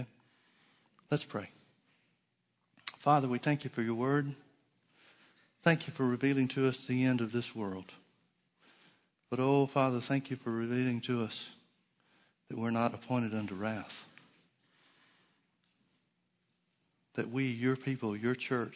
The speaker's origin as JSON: {"language": "English", "country": "United States", "said": "I'm always going to be more Christian than I am American"}